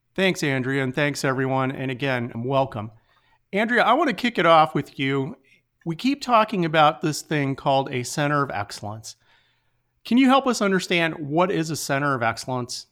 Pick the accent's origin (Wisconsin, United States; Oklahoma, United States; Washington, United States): Wisconsin, United States; I'm from Wisconsin